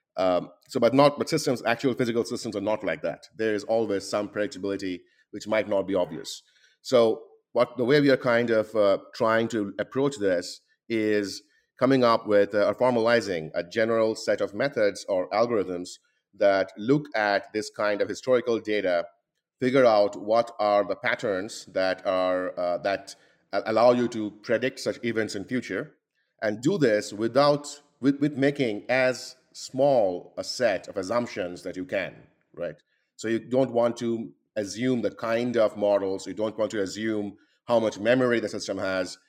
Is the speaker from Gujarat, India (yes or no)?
no; Kolkata, West Bengal, India; moved away as an adult; now in United States; I was born and uh, born and grew up really uh, in India